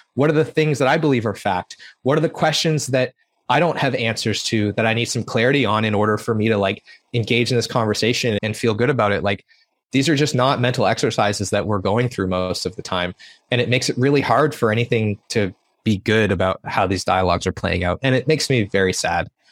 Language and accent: English; Prince Edward Island, Canada; I grew up in Prince Edward Island